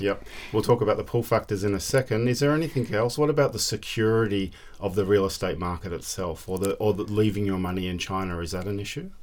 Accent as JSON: {"language": "English", "country": "Australia", "said": "as an Australian"}